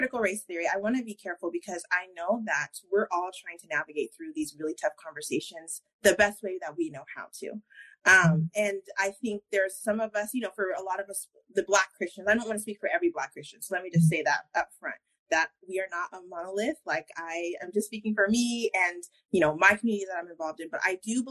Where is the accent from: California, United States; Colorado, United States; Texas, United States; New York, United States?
Colorado, United States; now in Georgia, United States; I'm originally from Colorado.